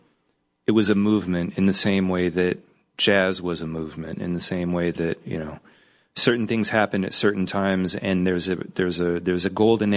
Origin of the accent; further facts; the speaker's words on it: California, United States; I'm from California